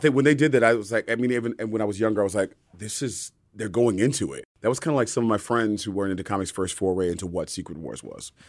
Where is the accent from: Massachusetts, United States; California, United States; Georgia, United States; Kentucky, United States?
California, United States; Bay Area; I'm from the Bay Area